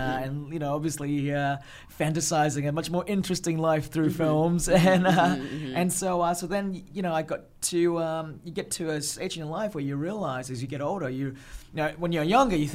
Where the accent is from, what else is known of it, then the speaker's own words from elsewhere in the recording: Australia; also born or lived in Malaysia; I was born in Malaysia. Yeah. I grew up in Australia, yes.